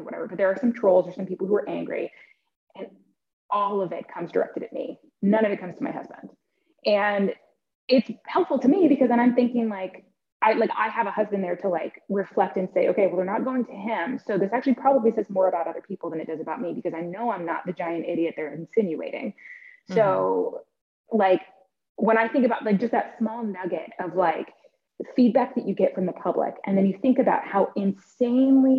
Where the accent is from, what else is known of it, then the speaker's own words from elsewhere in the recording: Oregon, United States; I grew up in Oregon, a little bit more hippie